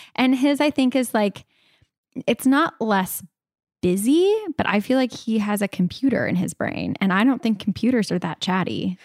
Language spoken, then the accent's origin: English; California, United States; I was born in California